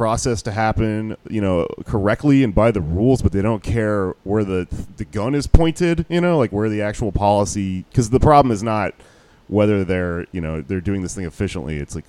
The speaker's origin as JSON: {"language": "English", "region": "Texas", "country": "United States", "said": "I'm from Texas"}